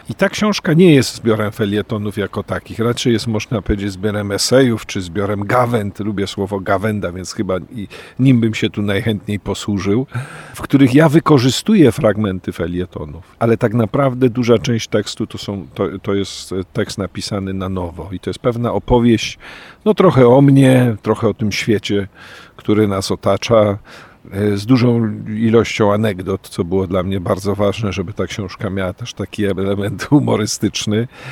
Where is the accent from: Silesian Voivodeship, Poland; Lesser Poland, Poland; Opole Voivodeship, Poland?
Lesser Poland, Poland; Kraków; also born or lived in Oświęcim; Wychowywałem się najpierw w Oświęcimiu, potem w Krakowie